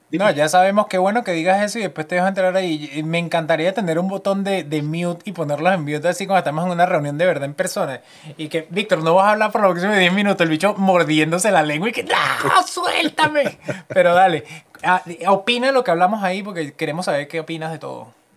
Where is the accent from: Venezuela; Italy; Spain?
Venezuela; now in Canada; yo soy venezolano